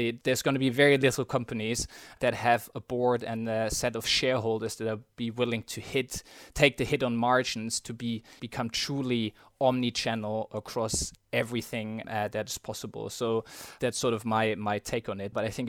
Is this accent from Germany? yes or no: yes; Germany; moved away as an adult; now in London, United Kingdom; Born and raised in Germany, spent the first sort of 27 years of my life there. And then after finishing uni my first job, I decided to move to London about 5 years ago